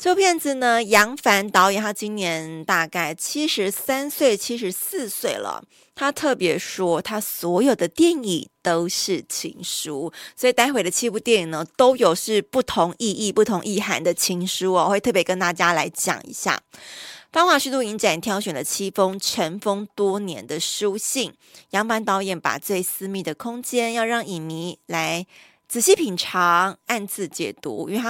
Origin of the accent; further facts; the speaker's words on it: Taiwan; 所以他在台湾是有户籍，我们是台湾人吼。